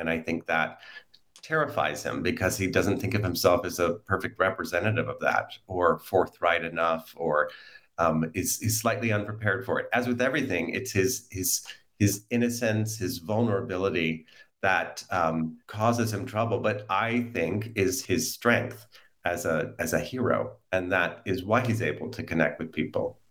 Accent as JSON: {"language": "English", "country": "United States", "said": "I'm an American"}